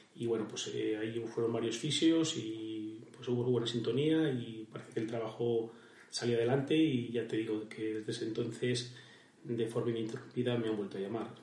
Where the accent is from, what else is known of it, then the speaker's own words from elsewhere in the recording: Vadocondes, Castile and León, Spain; also born or lived in Aranda de Duero; Badocondes, mi pueblo, está muy cerca de Madrid